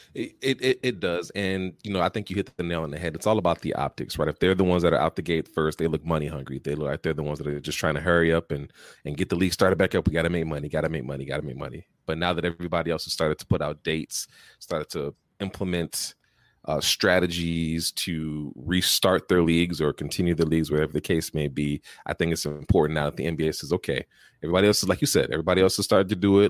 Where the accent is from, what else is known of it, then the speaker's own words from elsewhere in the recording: Chicago, Illinois, United States; As a Chicagoan, as a native Chicagoan